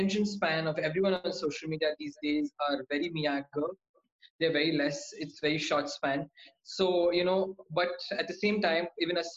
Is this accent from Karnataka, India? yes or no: no; Coimbatore, Tamil Nadu, India; also born or lived in Vellore, India / Chennai, India / New Delhi, India; I'm from Coimbatore, Tamil Nadu